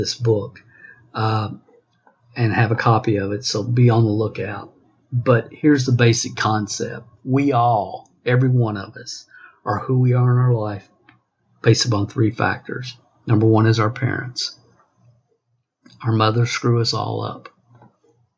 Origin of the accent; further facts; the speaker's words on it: Kentucky, United States; I was raised in small town Kentucky, population 400